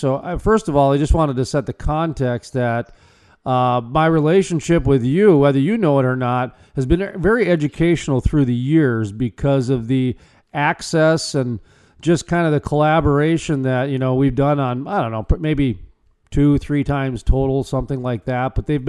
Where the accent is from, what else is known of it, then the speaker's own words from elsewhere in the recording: North Dakota, United States; growing up in North Dakota and being in the Bakken